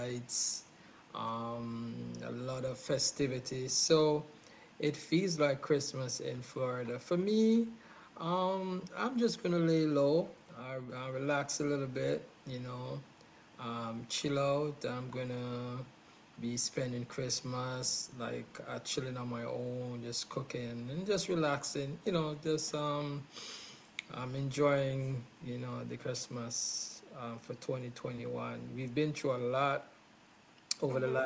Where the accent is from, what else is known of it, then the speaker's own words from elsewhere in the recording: Jamaica; I was born in Jamaica